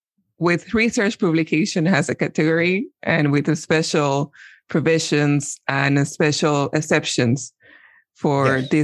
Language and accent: English; Dominican Republic; where I'm from the Dominican Republic.